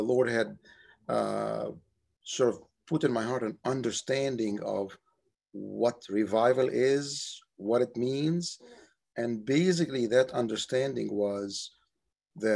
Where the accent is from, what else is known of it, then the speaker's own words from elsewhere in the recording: Cairo, Cairo Governorate, Egypt; moved away as an adult; also born or lived in Cape Cod, Massachusetts; now in United States; I grew up in Cairo, Egypt